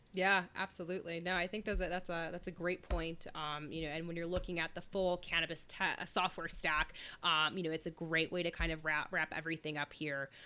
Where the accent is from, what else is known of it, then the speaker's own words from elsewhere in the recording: Chicago, Illinois, United States; now in Colorado, United States; I'm from Chicago